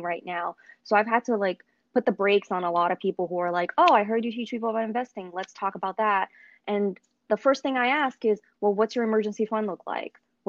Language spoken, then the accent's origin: English; Brazil; moved away; I am an immigrant. I was born in Brazil